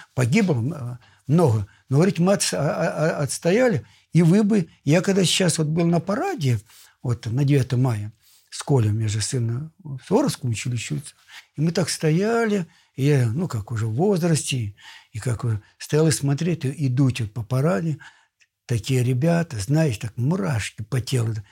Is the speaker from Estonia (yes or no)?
no; Russia; Я сам из Помору.